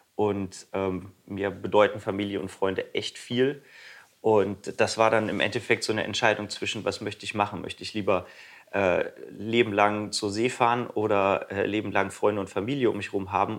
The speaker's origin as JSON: {"language": "German", "town": "Krefeld", "region": "North Rhine-Westphalia", "country": "Germany", "tie": "born or raised there", "said": "meiner Heimatstadt Krefeld"}